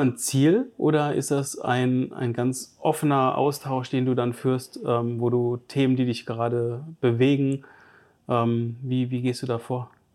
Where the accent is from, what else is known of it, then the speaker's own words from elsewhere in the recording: Giessen, Hesse, Germany; now in Stuttgart, Germany; Ich komme ursprünglich aus Gießen